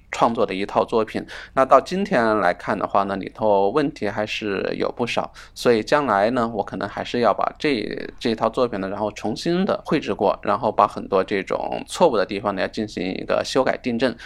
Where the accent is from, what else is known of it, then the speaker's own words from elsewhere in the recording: China; 我们作为中国人